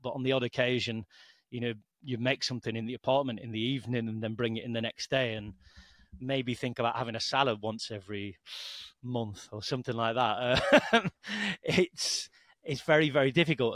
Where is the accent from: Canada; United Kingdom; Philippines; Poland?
United Kingdom; the north of England; moved away as an adult; also born or lived in Lancashire / France; now in Balearic Islands, Spain; my English is pretty weak since I'm from Northern England